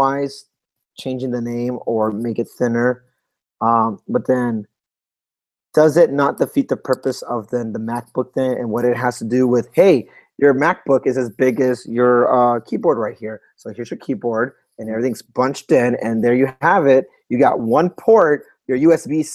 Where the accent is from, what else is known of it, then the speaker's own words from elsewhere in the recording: United States; I'm American